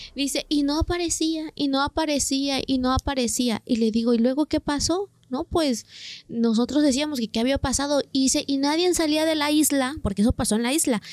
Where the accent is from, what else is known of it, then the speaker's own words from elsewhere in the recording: San Miguel Soyaltepec, Oaxaca, Mexico; yo soy del municipio de Soyaltepec, un municipio que pertenece a Oaxaca